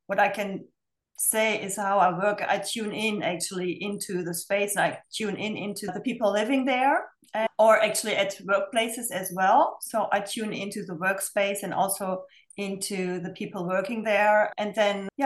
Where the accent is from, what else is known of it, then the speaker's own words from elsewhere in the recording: Germany; moved away; I come from Germany originally